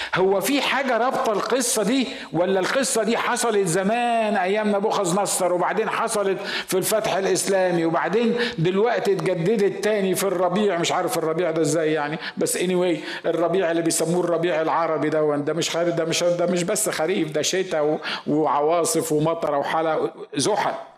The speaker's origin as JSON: {"language": "Arabic", "town": "Asyut", "region": "Asyut Governorate", "country": "Egypt", "said": "أنا صعيدي من مدينة اسمها أسيوط"}